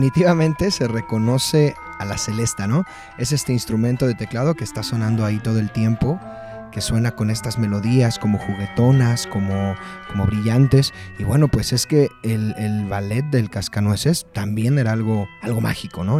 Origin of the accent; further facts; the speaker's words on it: Mexico; yo soy mexicano